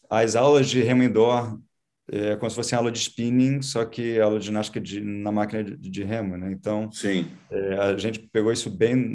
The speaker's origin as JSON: {"language": "Portuguese", "region": "Rio de Janeiro", "country": "Brazil", "tie": "born or raised there", "also_born_or_lived": "Florida, United States", "moved": "yes", "lives_now": "United States"}